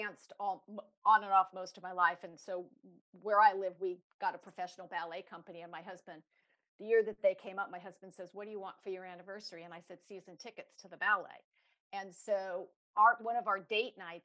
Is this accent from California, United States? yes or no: yes; Los Angeles, California, United States; I grew up in Los Angeles